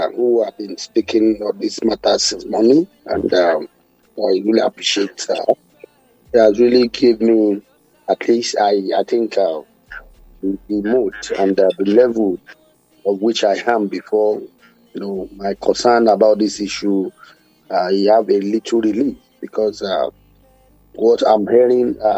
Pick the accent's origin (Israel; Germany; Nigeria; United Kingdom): Nigeria; as a Nigerian